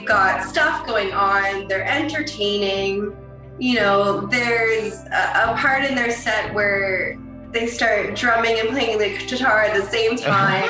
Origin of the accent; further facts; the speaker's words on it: Toronto, Ontario, Canada; I grew up in Scarborough, right at the borderline of Pickering